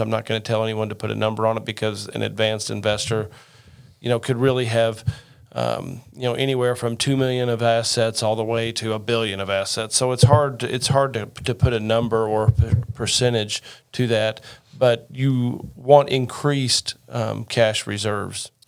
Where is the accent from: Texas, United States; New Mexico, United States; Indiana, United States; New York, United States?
Indiana, United States; Rockport; my hometown of uh, Rockport, Indiana, just outside of Evansville, southern part of the state